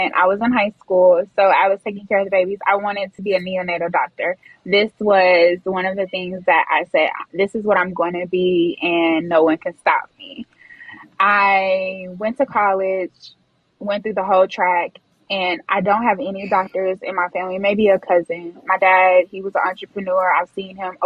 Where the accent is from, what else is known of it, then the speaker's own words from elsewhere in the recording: Houston, Texas, United States; I am from Houston, Texas.